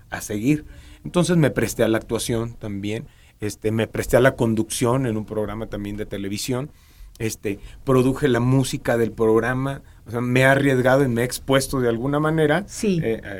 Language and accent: Spanish; Ciudad Madero, Tamaulipas, Mexico; accent: norteño; moved away as an adult; also born or lived in Tampico; now in Mexico City, Mexico; yo soy de Ciudad Madero, Tampico, Tamaulipas.